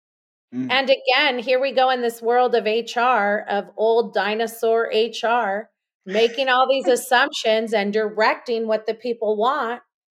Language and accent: English; Los Angeles, California, United States; now in Austin, United States; And you did say I was from Los Angeles. I am from Los Angeles. I currently live in Austin, Texas.